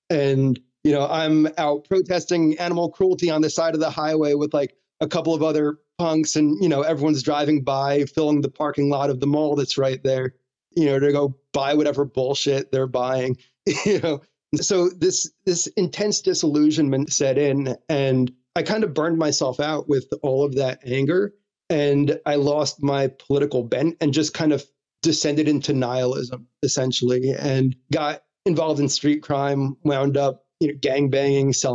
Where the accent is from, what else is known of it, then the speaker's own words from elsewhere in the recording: New Jersey, United States; I grew up in New Jersey